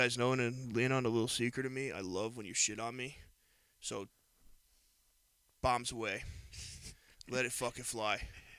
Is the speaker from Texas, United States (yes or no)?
no; New York, United States; I'm sorry that we're from New York and in Florida